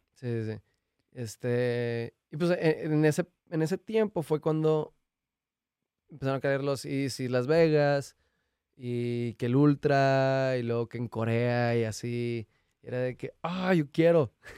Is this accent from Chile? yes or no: no; Mexico; uno como mexicano va a Estados Unidos y se regresa a México